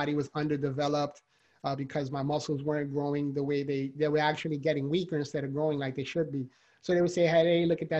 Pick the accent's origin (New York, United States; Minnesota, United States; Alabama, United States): New York, United States; New York City; born or raised there